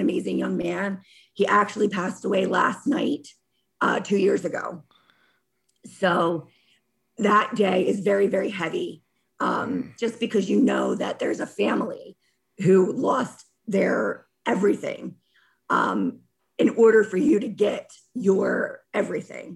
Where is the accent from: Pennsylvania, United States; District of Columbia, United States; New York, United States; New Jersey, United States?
Pennsylvania, United States; Bucks County, outside Philadelphia; I was born outside of Philadelphia in Bucks County